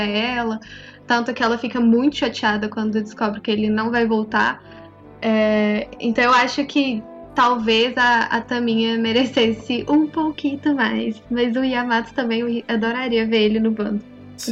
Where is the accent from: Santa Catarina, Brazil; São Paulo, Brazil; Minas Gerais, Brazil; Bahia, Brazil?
Minas Gerais, Brazil; Eu sou de Minas.